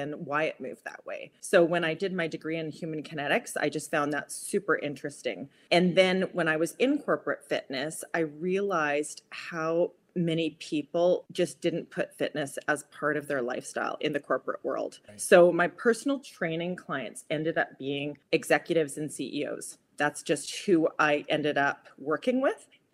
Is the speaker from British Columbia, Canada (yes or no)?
yes; Vancouver, British Columbia, Canada; I'm from Vancouver, Canada